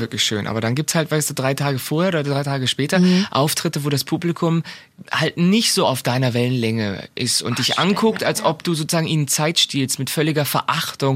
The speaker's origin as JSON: {"language": "German", "country": "Germany", "said": "als Deutsche"}